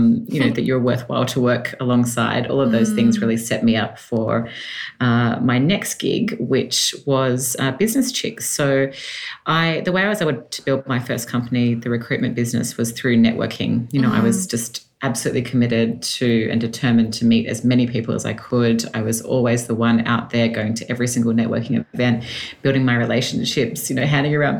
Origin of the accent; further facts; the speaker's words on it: Sydney, New South Wales, Australia; accent: Australian; moved away as an adult; now in Los Angeles, United States; I was born and raised in Sydney and moved to the States 5 years ago now